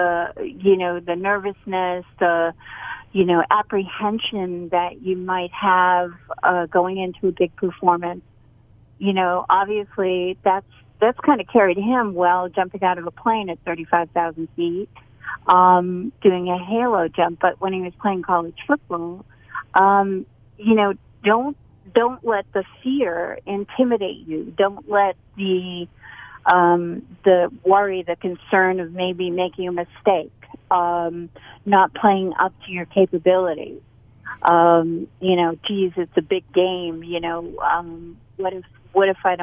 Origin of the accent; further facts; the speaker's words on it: Boston, Massachusetts, United States; now in North Carolina, United States; I'm from Boston